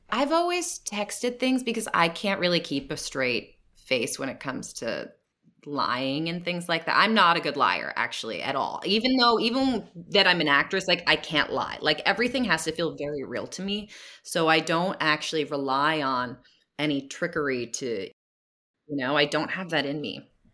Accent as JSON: {"language": "English", "region": "New Jersey", "country": "United States", "tie": "born or raised there", "moved": "yes", "lives_now": "California, United States", "said": "growing up in New Jersey"}